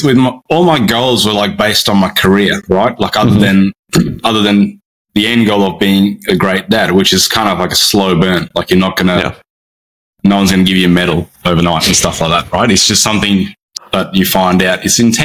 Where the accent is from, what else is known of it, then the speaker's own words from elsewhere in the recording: Brisbane, Queensland, Australia; I'm from Brisbane on the east coast of Australia